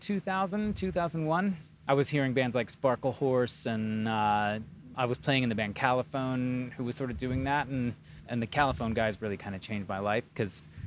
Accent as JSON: {"language": "English", "area": "near Chicago", "region": "Illinois", "country": "United States", "tie": "born or raised there", "also_born_or_lived": "Wisconsin", "said": "Actually born in Wisconsin. I'm a little bit of like moved around, but I mostly grew up near Chicago and then moved into the city of Chicago"}